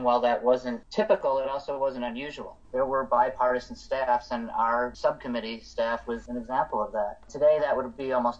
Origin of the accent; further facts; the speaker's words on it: Evanston, Illinois, United States; also born or lived in New Haven, Connecticut; Evanston, Illinois, which is my hometown